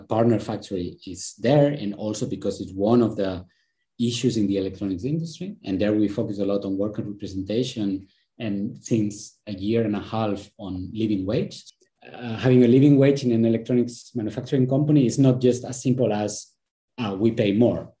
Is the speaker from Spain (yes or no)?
yes; Spain; moved away; I am originally from Spain